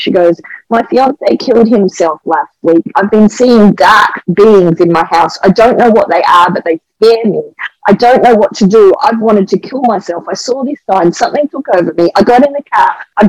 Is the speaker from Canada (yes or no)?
no; Australia; as I would say as an Aussie, you know, it felt like a koala bear clinging to me.